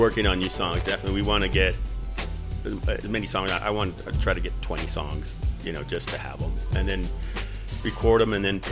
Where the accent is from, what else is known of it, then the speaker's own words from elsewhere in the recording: El Paso, Texas, United States; also born or lived in Michigan; I didn't even know I was from El Paso until I came back to El Paso